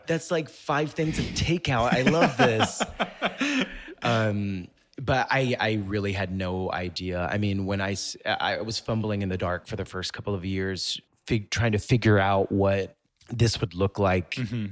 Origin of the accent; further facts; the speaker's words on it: Mississippi, United States; moved away as an adult; also born or lived in Memphis, Tennessee; now in New York City, United States; I grew up in Mississippi, but a lot of what I did was around Memphis, Tennessee